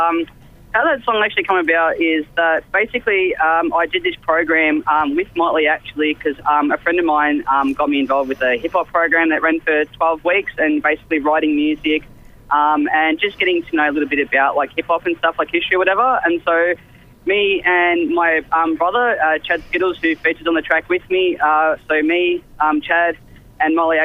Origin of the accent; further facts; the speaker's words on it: Melbourne, Victoria, Australia; I'm obviously from Melbourne. I live out just past Essendon Way